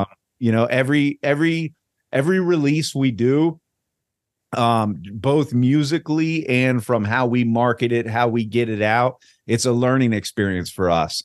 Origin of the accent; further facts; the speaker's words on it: Virginia Beach, Virginia, United States; also born or lived in Richmond, Virginia; now in Tampa, United States; I'm originally from Richmond, but I grew up in Virginia Beach